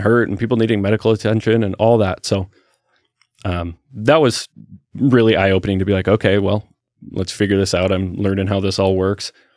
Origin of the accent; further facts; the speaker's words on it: Salem, Oregon, United States; I was born in Salem, raised in Salem, went to school in Salem all through uh, elementary school